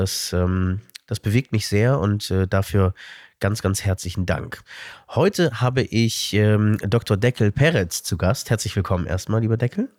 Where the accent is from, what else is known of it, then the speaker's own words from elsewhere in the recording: Berlin, Germany; weil ich dort als ähm, Berliner Jude nicht nur meine Brit Milah gemacht habe